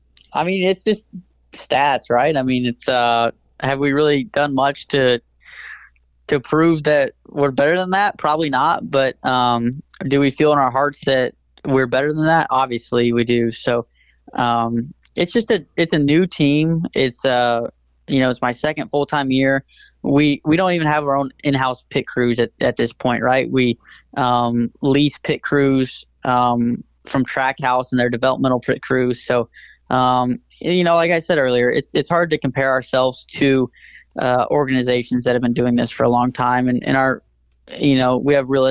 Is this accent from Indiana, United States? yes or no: yes; Indiana, United States; growing up in Indiana